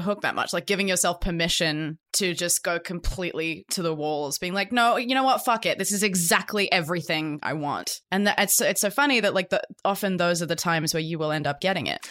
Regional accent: Australia; being Australian

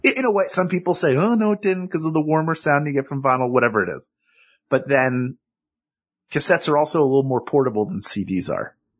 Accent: Philadelphia, Pennsylvania, United States; accent: Philadelphia; my Philadelphia accent

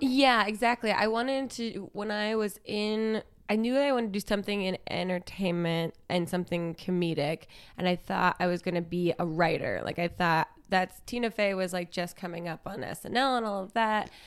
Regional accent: New Jersey, United States; moved away as an adult; also born or lived in Brooklyn, New York; I grew up in South Jersey, um, across the bridge from Philadelphia

